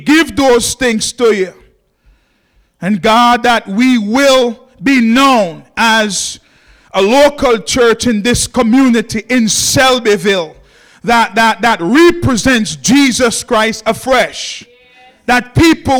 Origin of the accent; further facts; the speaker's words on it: Jamaica; moved away; I'm from Jamaica.